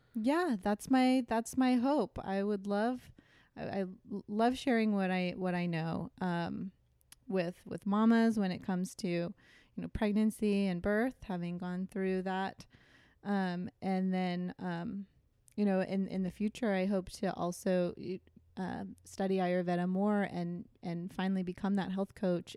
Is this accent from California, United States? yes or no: yes; Thousand Oaks, California, United States; moved away as an adult; also born or lived in Westwood; now in Long Beach, United States; I grew up in Thousand Oaks, Ventura County. So that's just north of Los Angeles.